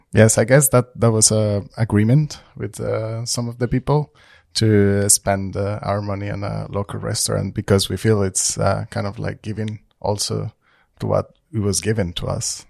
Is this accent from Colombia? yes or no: yes; Colombia; now in Trondheim, Norway; I'm from Colombia